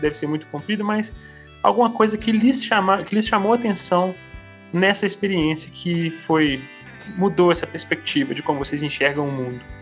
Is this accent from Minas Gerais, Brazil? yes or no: yes; Minas Gerais, Brazil; Eu sou mineiro